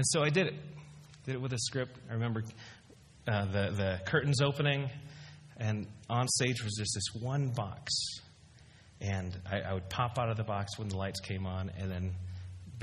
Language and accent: English; Dallas, Texas, United States; also born or lived in Philippines / Chicago; I pretty much grew up in Dallas